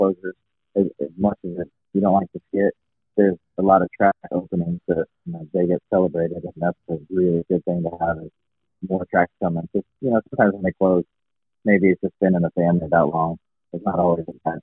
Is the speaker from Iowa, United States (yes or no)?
yes; Iowa, United States; moved away as an adult; now in Florida, United States; growing up in Iowa